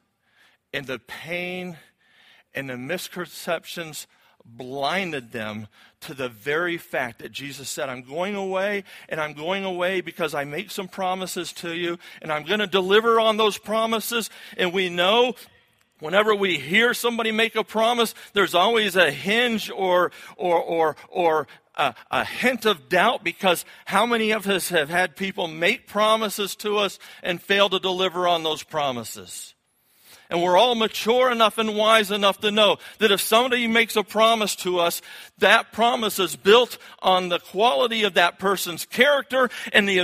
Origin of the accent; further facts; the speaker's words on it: Florida, United States; now in New England, United States; I was born in Florida, and I kind of got a little bit of the South in me